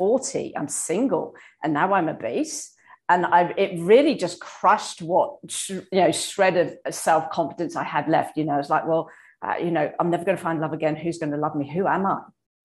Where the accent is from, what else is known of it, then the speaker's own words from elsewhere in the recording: England, United Kingdom; now in Australia; I'm from England, I'm in Australia now